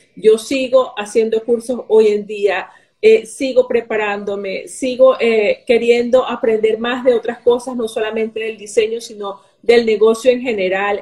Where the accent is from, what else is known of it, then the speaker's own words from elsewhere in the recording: Venezuela; moved away; soy de Venezuela